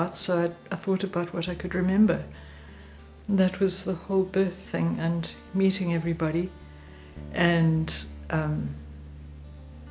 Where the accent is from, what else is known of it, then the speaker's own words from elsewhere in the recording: Vereeniging, Gauteng, South Africa; also born or lived in Eastern Transvaal / West Coast; now in Greyton, South Africa; I was born in Vereeniging in the Transvaal in 1954